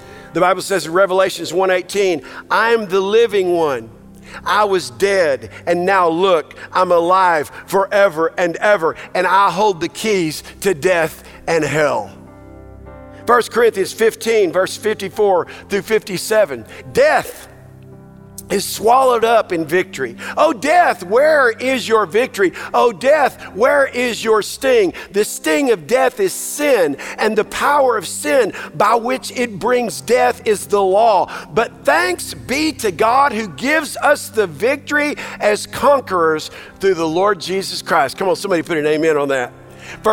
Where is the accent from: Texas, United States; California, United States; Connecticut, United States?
Texas, United States; now I'm a Texan